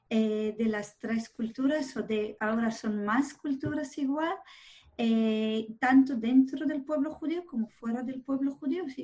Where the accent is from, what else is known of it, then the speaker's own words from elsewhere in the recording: Jerusalem, Jerusalem District, Israel; born there; Yo, yo nací